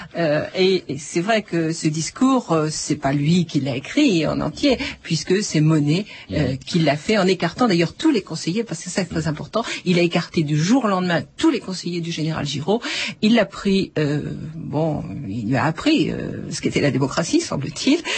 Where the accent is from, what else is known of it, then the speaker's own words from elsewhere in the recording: France; nous sommes français